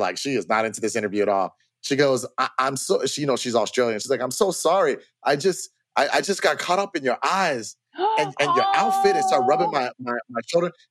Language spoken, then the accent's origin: English; Florida, United States; now in Los Angeles, United States; I'm from Florida